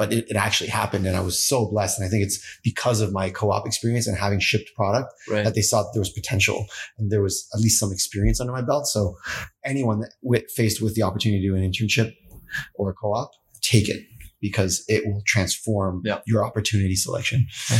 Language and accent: English; East Coast, Canada; now in California, United States; And growing up in East Coast Canada, yeah. it's cold AF.